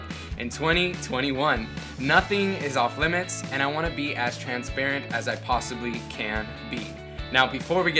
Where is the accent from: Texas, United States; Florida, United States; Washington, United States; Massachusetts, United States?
Florida, United States; Miami; I was born in Miami